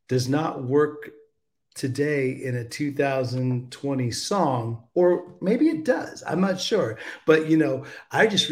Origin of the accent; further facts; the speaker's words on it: United States; I'm American